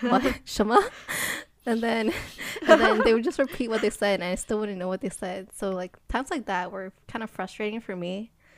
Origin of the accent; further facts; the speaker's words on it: United States; we're American